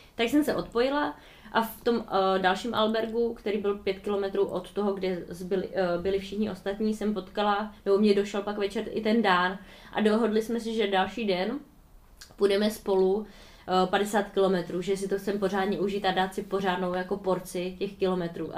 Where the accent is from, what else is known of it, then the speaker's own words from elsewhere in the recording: Czechia; od nás z republiky